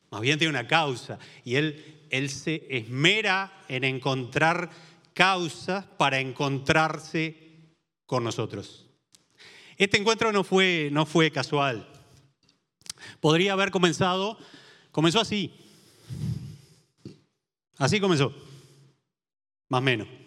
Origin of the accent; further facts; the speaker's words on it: San José, Uruguay; cuando vine de San José Este y, mis hijas iban a la escuela